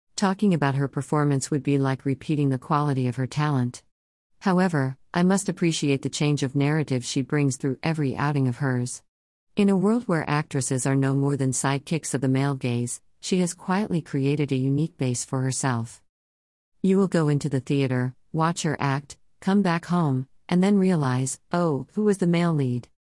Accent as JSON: {"language": "English", "country": "India", "said": "As an Indian"}